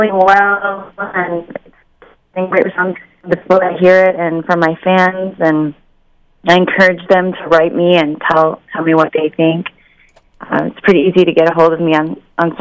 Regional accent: Chicago, Illinois, United States; also born or lived in Bucharest, Romania; I was born in Bucharest, Romania, and I came to Chicago, America, when I was 3 years old

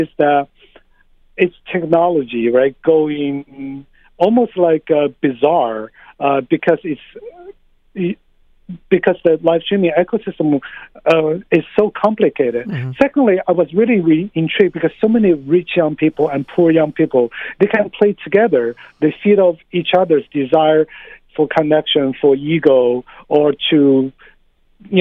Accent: China; moved away as an adult; also born or lived in United States; now in New York, United States; I grew up in China. I came to the U.S. for grad school. I've been living here for close to 20 years.

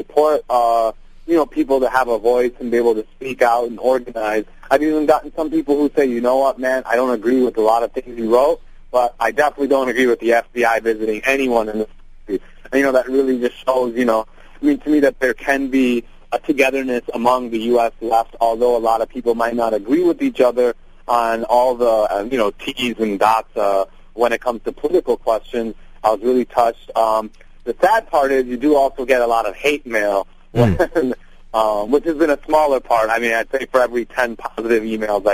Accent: Detroit, Michigan, United States; also born or lived in India; I'm from India, although I, grew up in Detroit, and part of my life was also in the suburbs of Detroit

